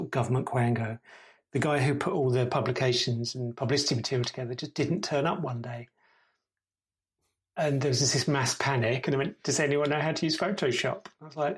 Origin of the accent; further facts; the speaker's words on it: Gravesend, South East England, United Kingdom; moved away as an adult; now in York, United Kingdom; I'm from Gravesend originally